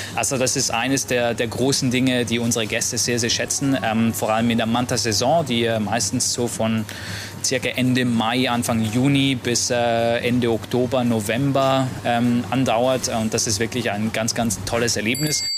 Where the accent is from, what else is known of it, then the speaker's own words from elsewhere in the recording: Switzerland; now in Maldives; gebürtiger Schweizer